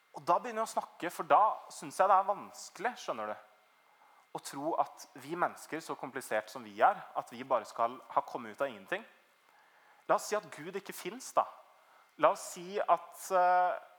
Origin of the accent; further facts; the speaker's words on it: Trøgstad, Østfold, Norway; moved away as an adult; Jeg kommer egentlig fra Trøgstad. Det er liksom ute på bondelandet i Østfold